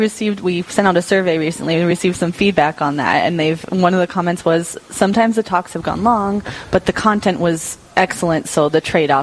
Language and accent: English; Denver, Colorado, United States; now in Dickinson, United States; I'm from the Denver area, but my mom's from here. And, I mean, at this point, I've lived in Dickinson since probably 14 years already.